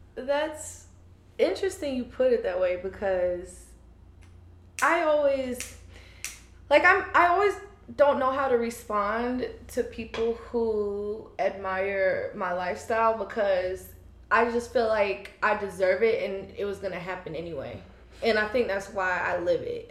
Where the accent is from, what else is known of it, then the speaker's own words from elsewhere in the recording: Fayetteville, North Carolina, United States; moved away as an adult; also born or lived in Trinidad; now in Charlotte, United States; I grew up in Fayetteville, but my family's from Trinidad